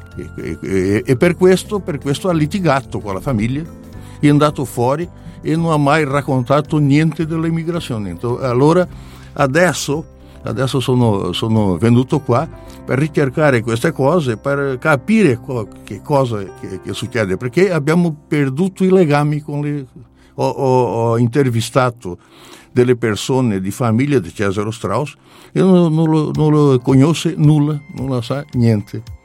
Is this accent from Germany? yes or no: no; Criciúma, Santa Catarina, Brazil; Italian is a second language; sono di Criciúma, Santa Catarina, Brasile.